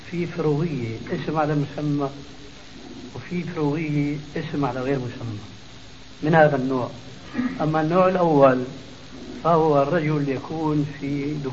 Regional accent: Damascus Governorate, Syria; يعني الخلو خلو رجل بخلو عندنا بالشام يسموها فرويه

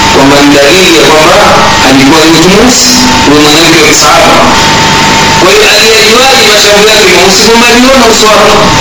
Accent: Tanga Region, Tanzania; kule kwetu Tanga tunaita ukaya

